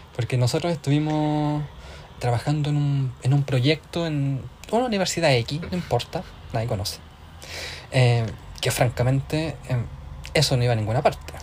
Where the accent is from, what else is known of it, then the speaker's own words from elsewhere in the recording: Tomé, Biobío, Chile; now in Ireland; soy de Concepción, en el sur de Chile. En realidad soy de Tomé, que queda al ladito de Concepción. Y actualmente me encuentro viviendo en Irlanda.